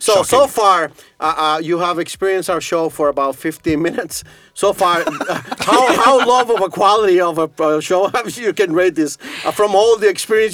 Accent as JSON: {"language": "English", "country": "Costa Rica", "moved": "yes", "lives_now": "Estonia", "said": "I'm Latino, I'm from Costa Rica"}